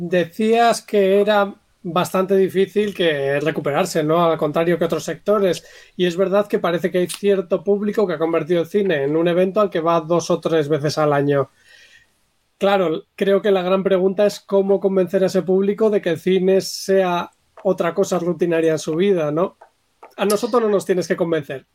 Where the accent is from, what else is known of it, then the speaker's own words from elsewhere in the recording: Bilbao, Basque Country, Spain; yo, por ejemplo, que soy de Bilbao